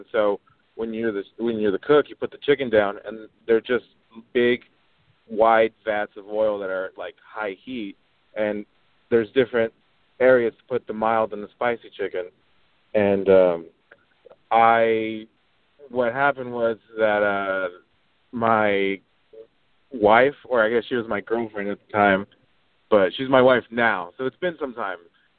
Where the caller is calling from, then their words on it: Oregon, United States; From Oregon, man.